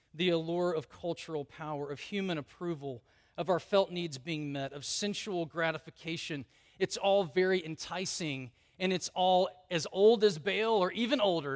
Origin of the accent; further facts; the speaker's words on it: the South, United States; I grew up in the South.